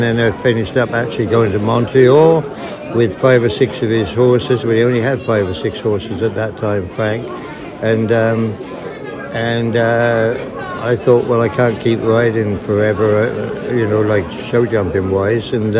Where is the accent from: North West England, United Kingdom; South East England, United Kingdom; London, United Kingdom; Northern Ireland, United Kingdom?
South East England, United Kingdom; Cold Ash; moved away as an adult; also born or lived in Kingsclere; now in Canada; Yes, I'm English. I came from just outside of Newbury, a little village called Cold Ash. And I rode ponies for a farmer in Kingsclear, just behind Park House, from when I was very young.